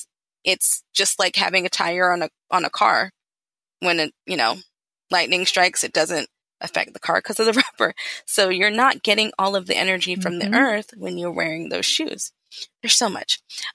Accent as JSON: {"language": "English", "region": "the South", "country": "United States", "tie": "born or raised there", "said": "And then I grew up in the South. So I went to Baptist Church, Southern Baptist Church."}